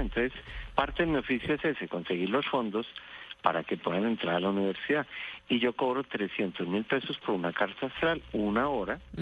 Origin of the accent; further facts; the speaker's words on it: Bogotá, Colombia; yo nací en Bogotá